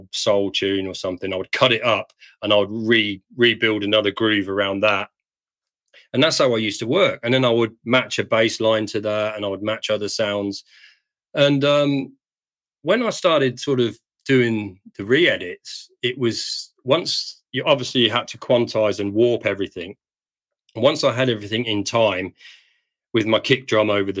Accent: Perth, Western Australia, Australia; in my hometown.

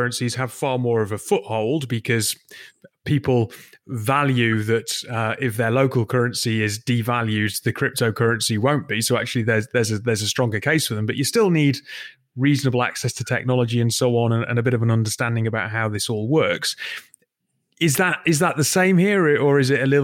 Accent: Newcastle upon Tyne, North East England, United Kingdom; I was born in Newcastle, because my primary school, Moorside, is in a part of the city which is on called Arthur's Hill

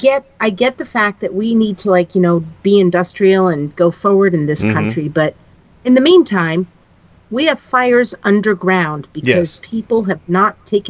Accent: Germantown, New York, United States; moved away; when I lived in Germantown, New York, my hometown, mm-hmm. my semi-hometown

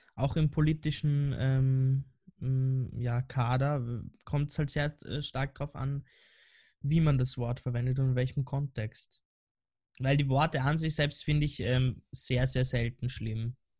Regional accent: Vienna, Austria; ich komme ja aus Wien und da, da gibt es halt so ein paar äh, Wiener Dialektwörter

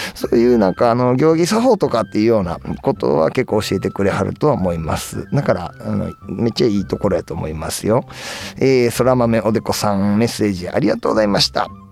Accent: Nara, Japan; 僕の地元奈良県

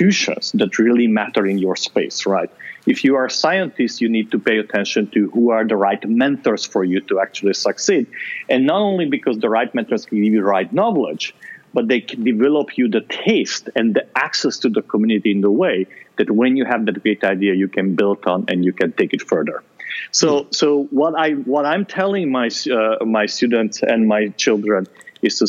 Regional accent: Transylvania, Romania; moved away; I grew up in Transylvania

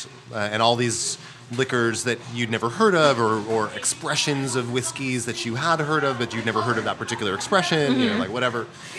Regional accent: Boston, Massachusetts, United States; now in Brooklyn, United States

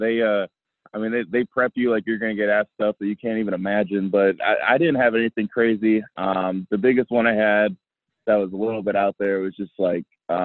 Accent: South Bend, Indiana, United States; I'm from South Bend.

